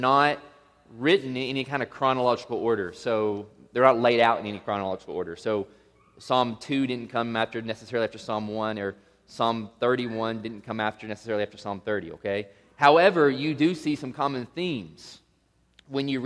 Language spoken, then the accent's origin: English; Tennessee, United States; now in Las Vegas, United States; I was born and raised in Tennessee